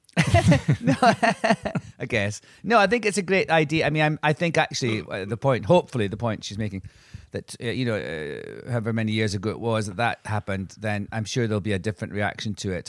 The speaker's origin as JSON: {"language": "English", "area": "Angus", "region": "Scotland", "country": "United Kingdom", "tie": "born or raised there", "said": "Angus, which is the county that I grew up in in Scotland"}